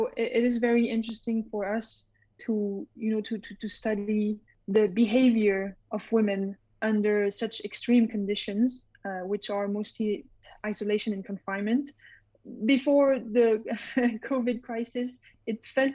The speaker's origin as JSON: {"language": "English", "country": "Switzerland", "tie": "born or raised there", "also_born_or_lived": "Strasbourg, France", "said": "my family moved to Switzerland. And so I grew up, I spent most of my life in Switzerland."}